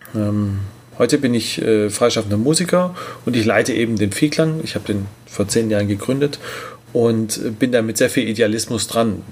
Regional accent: Tübingen, Baden-Württemberg, Germany; in unserer wunderschönen Heimatstadt, wir kommen beide aus Tübingen

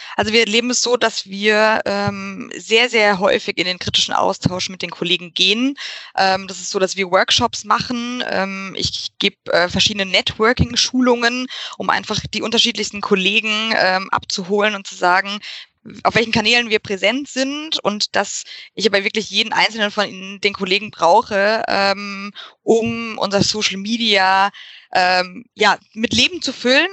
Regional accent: Frankfurt, Hesse, Germany; now in Munich, Germany; Ursprünglich komme ich aus Frankfurt

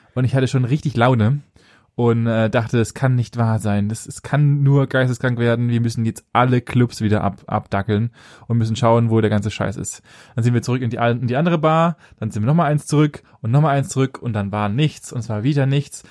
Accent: near Stuttgart, Baden-Württemberg, Germany; näher Stuttgart

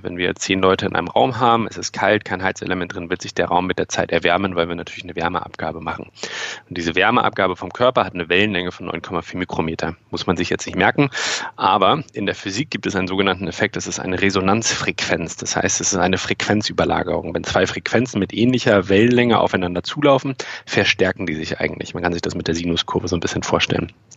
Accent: the North, Northern Germany, Germany; wir sind auch im Norden aufgewachsen

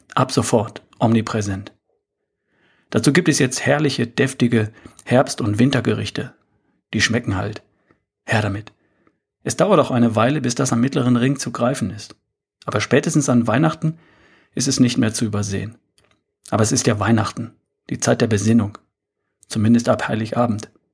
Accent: Germany; bei uns in Deutschland

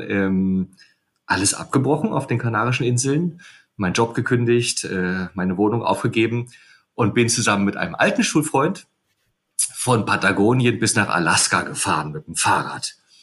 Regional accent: Rostock, Mecklenburg-Vorpommern, Germany; also born or lived in Potsdam / Edinburgh / Canary Islands; ich bin Rostocker

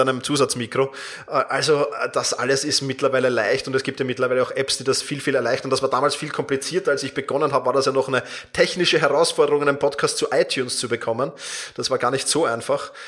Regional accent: Vienna, Austria; wir kommen zwar beide aus Wien

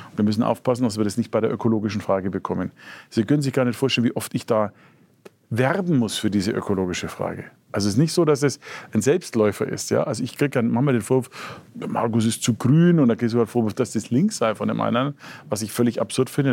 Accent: Franconia, Bavaria, Germany; Als Franke

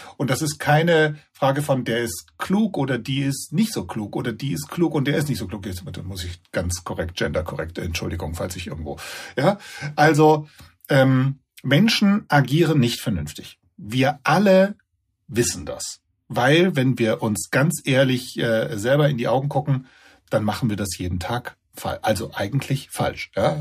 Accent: Germany; bei uns in Deutschland

